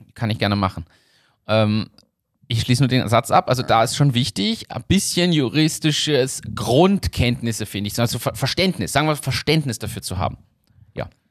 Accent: Germany; now in Austria; ich bin ja Deutscher

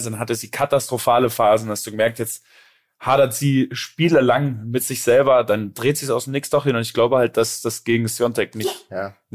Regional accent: Germany; Ich bin Deutscher, ich spreche die Deutsch

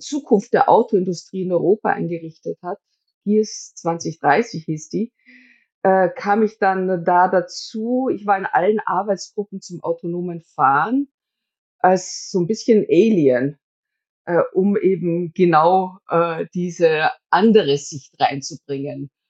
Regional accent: Styria, Austria; Also ich komme ja selber aus der Steiermark

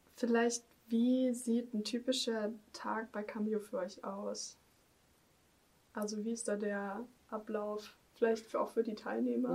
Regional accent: Germany; ich bin ja als Deutsche, ich kann kein Spanisch

